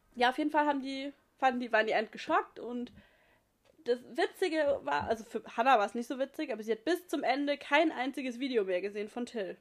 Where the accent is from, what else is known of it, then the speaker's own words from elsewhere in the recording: near Pforzheim, Baden-Württemberg, Germany; aus Pforzheim, in der Nähe, wo ich herkomme